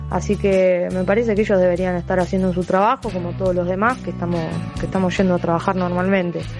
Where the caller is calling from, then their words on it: Ramos Mejía, Buenos Aires Province, Argentina; de Ramos Mejía, con respecto a la suspensión